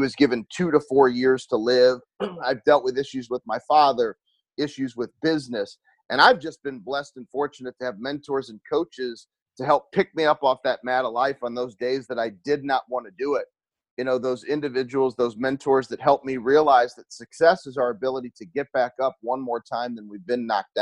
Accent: St. Louis, Missouri, United States; I'm from St. Louis, Missouri. I live in St. Louis.

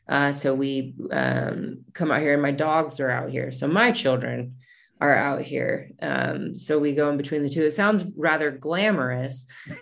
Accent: California, United States; even though I grew up in the country, I grew up in Northern California, where, you know, the redwoods are as big as something you could drive a car through

